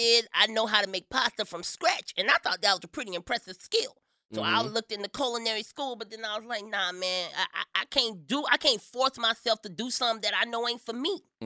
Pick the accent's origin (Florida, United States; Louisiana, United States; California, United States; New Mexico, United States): Florida, United States; Miami; I'm from Miami, Florida.